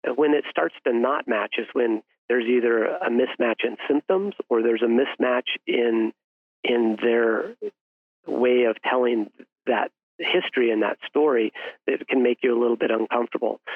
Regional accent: Salida, Colorado, United States; went back to my hometown in Salida, Colorado, a town of about 5,000 people.

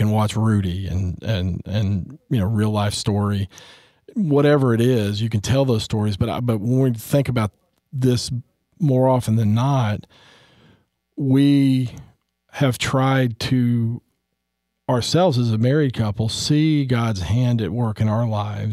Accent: Texas, United States; I'm from Texas

